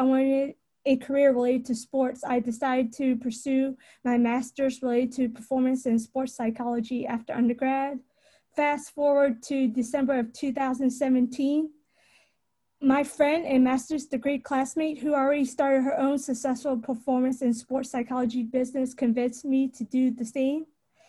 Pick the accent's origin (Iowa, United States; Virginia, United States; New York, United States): Virginia, United States; Richmond; also born or lived in Knoxville, Tennessee; I was born and raised in Richmond, Virginia